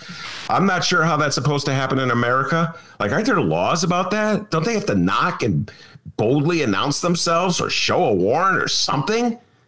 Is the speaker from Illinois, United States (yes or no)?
yes; Evanston, Illinois, United States; As a kid growing up in Evanston in the late 60s